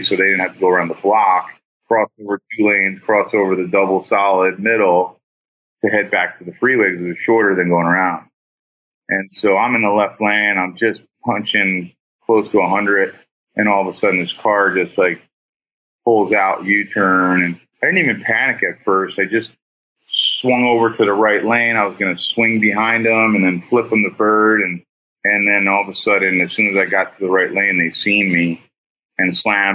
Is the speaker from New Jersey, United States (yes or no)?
yes; New Jersey, United States; moved away as an adult; now in California, United States; I'm a kid from Jersey